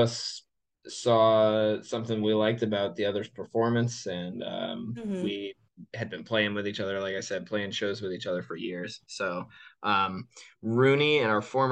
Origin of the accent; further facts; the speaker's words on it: Connecticut, United States; moved away as an adult; now in Virginia, United States; I'm actually the one in the band who's not from Virginia. I grew up in Connecticut, but I have been in Virginia for the last 10 years